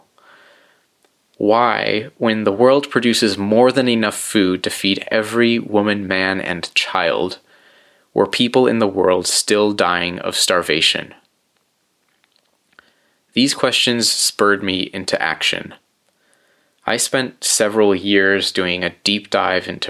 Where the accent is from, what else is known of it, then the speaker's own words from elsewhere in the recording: central coast of California, United States; I moved back to my hometown on the central coast of California